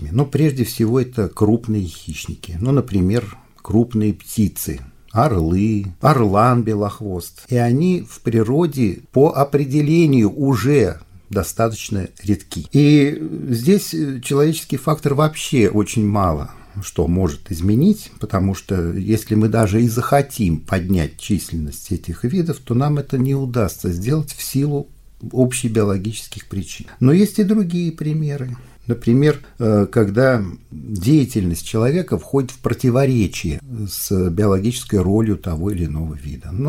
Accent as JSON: {"language": "Russian", "region": "Volga region", "country": "Russia", "tie": "born or raised there", "said": "Но, ну, например, я вырос на Волге, я прекрасно помню свое детство"}